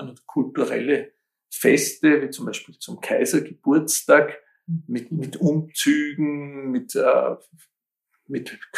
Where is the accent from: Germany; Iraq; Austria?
Austria; Kaltenleutgeben, Lower Austria; Ich denke da jetzt an Kaltenleuth geben, meinen Heimatort